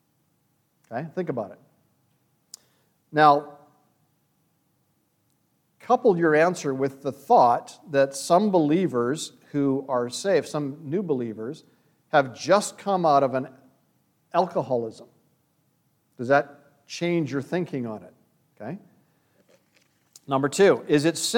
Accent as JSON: {"language": "English", "country": "Canada", "tie": "born or raised there", "said": "When I grew up in Canada"}